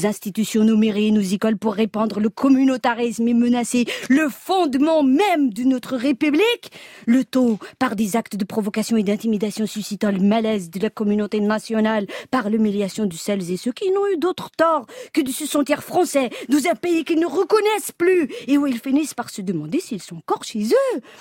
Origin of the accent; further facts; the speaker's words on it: France; il y a des jours comme ça où en tant que Française, j'ai fini par me demander si je suis encore chez moi.